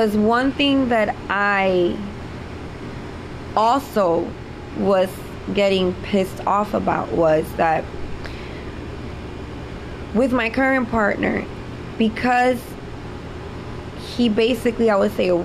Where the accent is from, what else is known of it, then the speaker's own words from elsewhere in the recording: New York City, New York, United States; I'm from the city. I grew up in New York City, Spanish Harlem.